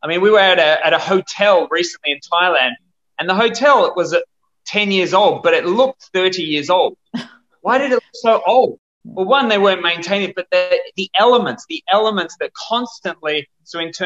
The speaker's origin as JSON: {"language": "English", "town": "Perth", "region": "Western Australia", "country": "Australia", "tie": "born or raised there", "said": "Where I'm from Perth, Western Australia, and we are one of the bushfire capitals of the world."}